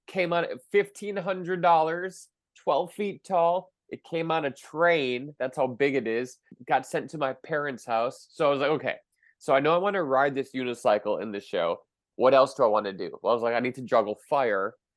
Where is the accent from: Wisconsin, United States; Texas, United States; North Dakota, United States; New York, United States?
Wisconsin, United States; Milwaukee; in my hometown of Milwaukee